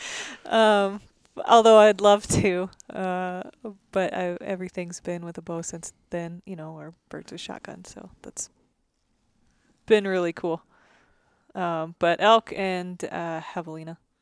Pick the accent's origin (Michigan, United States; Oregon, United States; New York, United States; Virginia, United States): Oregon, United States; Growing up in Oregon, you had Rocky Mountain elk and Roosevelt elk